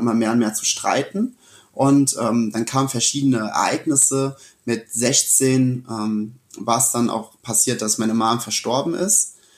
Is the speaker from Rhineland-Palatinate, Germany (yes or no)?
yes; Sessenhausen, Rhineland-Palatinate, Germany; also born or lived in Rüdesheim / Wiesbaden; mit sieben bin ich dann äh, wegen meinen Eltern oder durch meine Eltern hier nach Sessenhausen gezogen